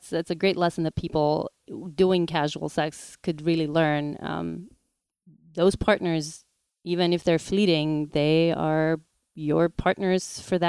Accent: North Macedonia; now in New York, United States; Macedonia. Not sure how things are these days over there. I rarely go back home.

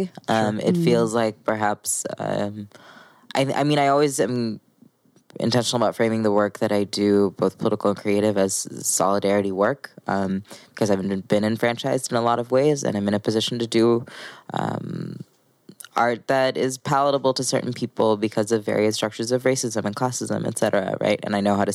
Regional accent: Missouri, United States; I grew up in Missouri.

